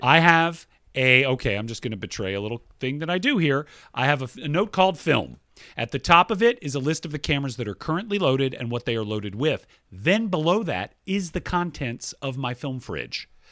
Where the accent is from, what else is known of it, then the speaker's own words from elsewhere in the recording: Georgia, United States; my home state of Georgia